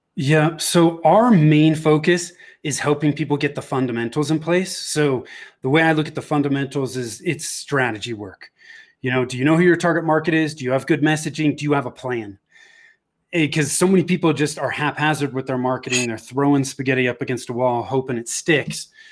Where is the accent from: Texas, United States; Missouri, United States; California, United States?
California, United States; Bay Area, Northern; moved away as an adult; now in Denver, United States; I was born and raised in the Bay Area in Northern California.